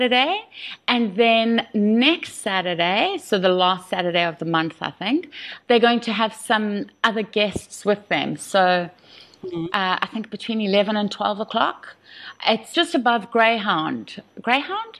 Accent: Salt Rock, KwaZulu-Natal, South Africa; now in United Kingdom; Salt Rock, from my hometown

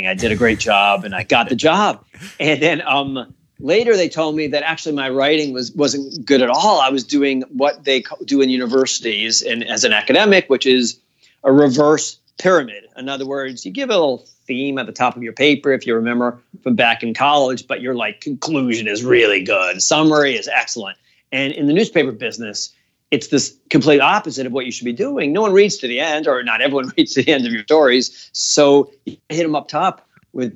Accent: Providence, Rhode Island, United States; my hometown in Providence, Rhode Island

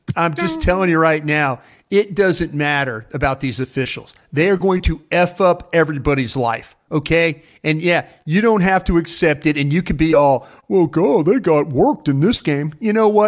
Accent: Dallas, Texas, United States; I wasn't from Dallas. I told people I was from Waco and Austin and other towns in Texas

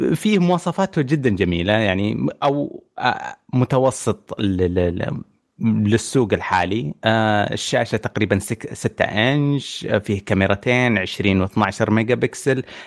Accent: Saudi Arabia; عندنا في السعوديه

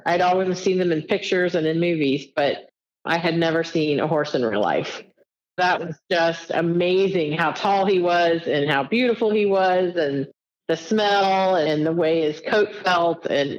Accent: Edgewood, Kentucky, United States; also born or lived in San Antonio, Texas; I was born in San Antonio, Texas. I was an Army baby. We moved around a lot, but then settled in Northern Kentucky, in Edgewood, Kentucky, which is near Cincinnati, Ohio. I lived there until very, very recently.

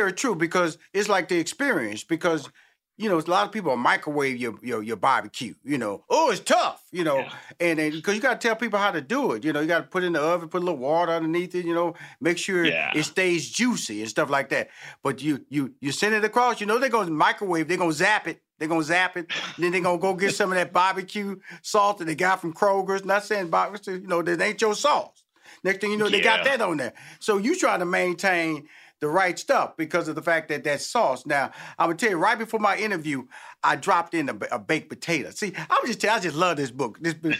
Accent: Houston, Texas, United States; because I'm from Houston, Texas.

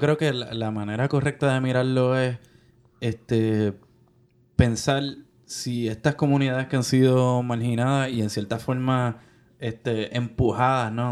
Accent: Puerto Rico; born or raised there

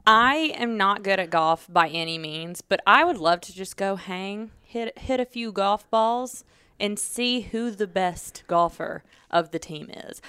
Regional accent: Georgia, United States; I'm from Georgia

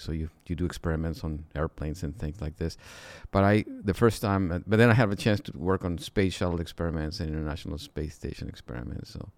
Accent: Mexico; moved away as an adult; I'm originally from Mexico, and, uh, there I went to school

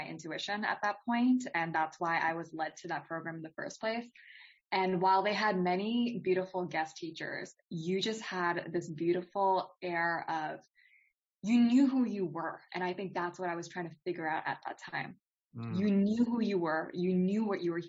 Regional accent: United States; I was born here, but my parents were from India

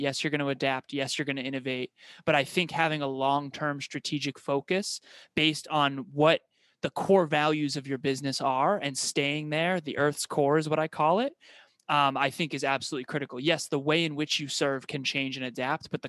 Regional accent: Uxbridge, Massachusetts, United States; I was born and raised in Uxbridge, Massachusetts in the United States

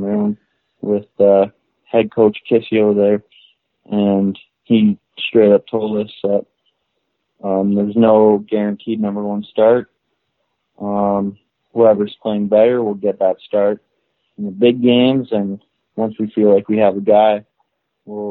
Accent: Moose Jaw, Saskatchewan, Canada; I grew up in Moose Jaw, Saskatchewan

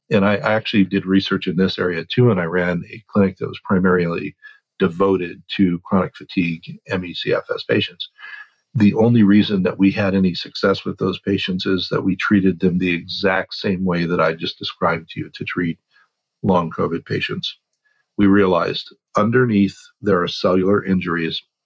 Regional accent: Oregon, United States; I grew up in Oregon

